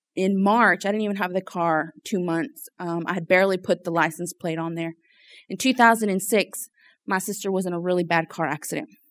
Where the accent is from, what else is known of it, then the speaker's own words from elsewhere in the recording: Lafayette, Louisiana, United States; so I was born and raised here in Louisiana, um, in Lafayette.